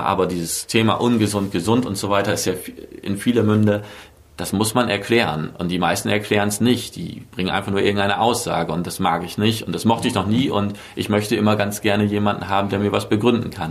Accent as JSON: {"language": "German", "town": "Bremerhaven", "region": "Bremen", "country": "Germany", "also_born_or_lived": "Berlin", "moved": "as an adult", "lives_now": "Mainz, Germany", "said": "ursprünglich komme ich aus Bremerhaven"}